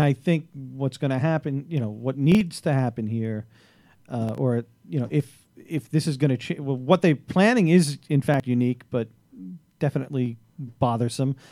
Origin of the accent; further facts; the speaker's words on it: New York City, New York, United States; As a Staten Islander